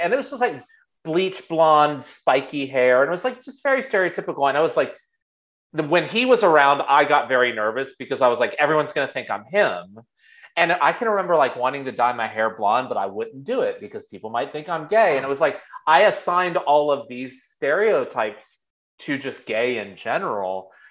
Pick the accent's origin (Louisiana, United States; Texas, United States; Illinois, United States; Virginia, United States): Virginia, United States; I grew up in Virginia.